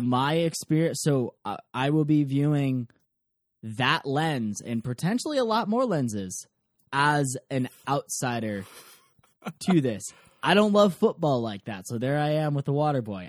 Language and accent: English; Ann Arbor, Michigan, United States; I grew up in Ann Arbor, Michigan